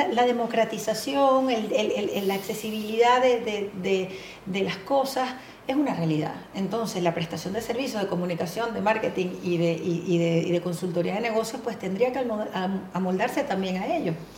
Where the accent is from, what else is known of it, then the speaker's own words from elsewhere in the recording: Venezuela; moved away as an adult; atendiendo clientes transnacionales y locales en mi país, en Venezuela más de 20 años en esto